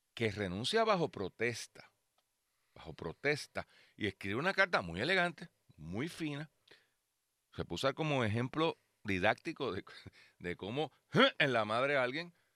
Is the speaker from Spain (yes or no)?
no; Puerto Rico; somos parte de los Estados Unidos